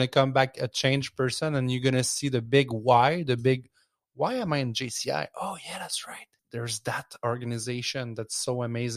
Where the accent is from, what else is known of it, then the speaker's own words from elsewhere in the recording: Quebec, Canada; I'm from Quebec